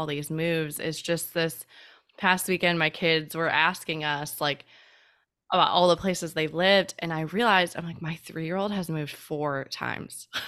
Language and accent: English; Chicago, Illinois, United States; moved away; We are originally from Chicago